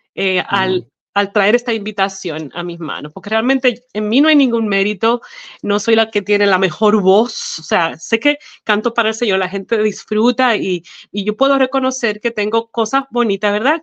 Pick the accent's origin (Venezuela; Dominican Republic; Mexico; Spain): Dominican Republic; moved away as an adult; now in Arkansas, United States; yo nací en la hermosa isla de la República Dominicana. Y bueno, allá estuve viviendo hasta que me casé con mi esposo Rusty Chase y de eso hace ya 15 años